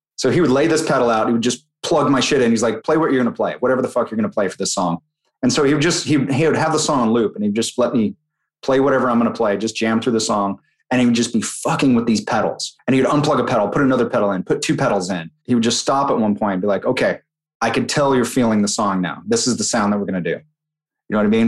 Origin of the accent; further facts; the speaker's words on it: Utah, United States; moved away; growing up in Utah